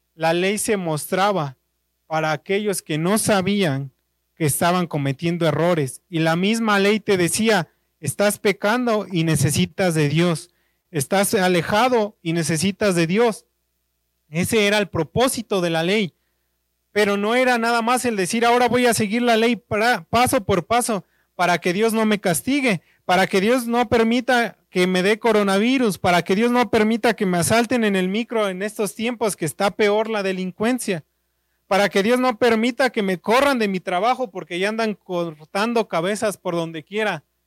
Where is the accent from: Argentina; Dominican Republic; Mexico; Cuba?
Mexico; Naucalpan, State of Mexico; soy de Naucalpan